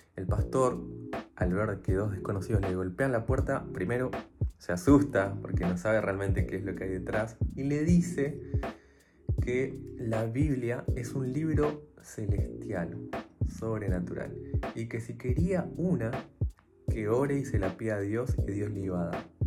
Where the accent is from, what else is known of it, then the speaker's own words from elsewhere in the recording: Buenos Aires, Argentina; soy de Buenos Aires